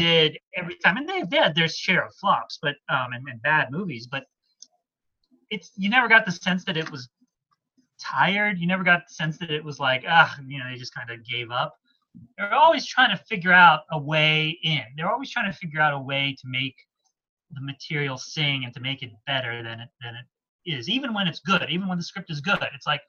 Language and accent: English; Washington, District of Columbia, United States; there's a comfort food quality to it because I grew up in Washington, D.C., so I love movies set in Washington, D.C.